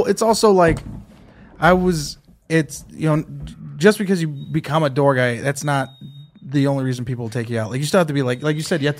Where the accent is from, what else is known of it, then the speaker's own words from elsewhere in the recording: San Jose, California, United States; also born or lived in Temecula; I grew up in Eastside San Jose, but I don't sound like my cousins.